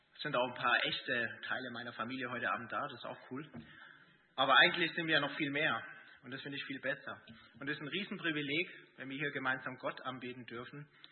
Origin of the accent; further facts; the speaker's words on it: Erding, Bavaria, Germany; moved away as an adult; also born or lived in Gießen; Ich bin in Erding aufgewachsen, äh, habe dann in Gießen studiert